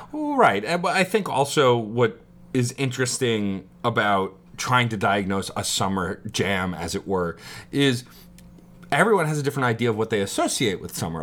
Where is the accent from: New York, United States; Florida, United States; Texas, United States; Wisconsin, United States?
New York, United States; New York City; also born or lived in Staten Island, New York; I was born in Brooklyn, then moved to Staten Island. So technically my hometown is still Brooklyn.